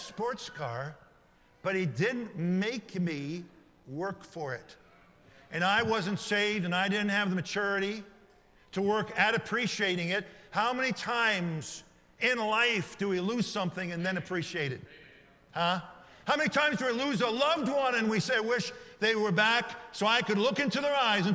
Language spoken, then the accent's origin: English; United States; American citizens living in the greatest nation in modern history